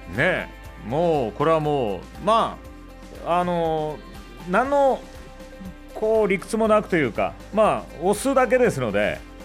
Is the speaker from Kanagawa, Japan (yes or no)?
no; Memuro, Hokkaido, Japan; 僕は目室町出身